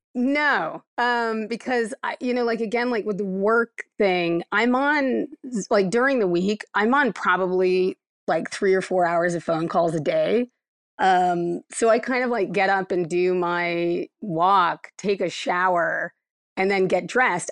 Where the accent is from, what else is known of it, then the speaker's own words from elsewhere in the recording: Akron, Ohio, United States; moved away; I'm from Akron, Ohio originally